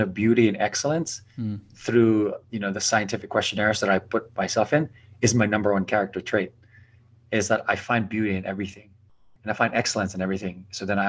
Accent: Philippines; now in United States; I'm an islander, I'm a Filipino

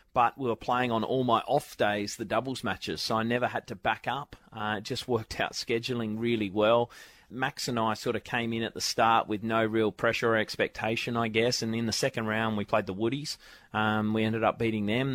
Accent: Australia; growing up in Australia

